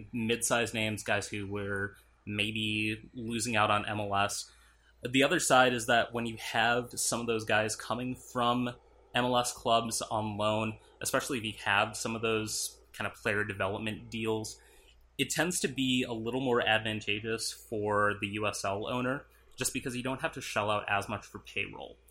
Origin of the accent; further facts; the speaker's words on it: Minnesota, United States; moved away as an adult; also born or lived in Arizona; that was actually the same year I moved from Minnesota to Arizona